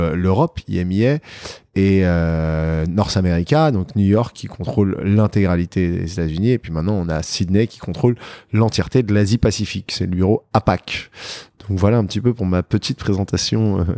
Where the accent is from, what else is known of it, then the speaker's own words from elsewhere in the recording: Paris, Île-de-France, France; j'ai grandi à Paris. Je suis un vrai Parisien, né à Paris, dans le 16e arrondissement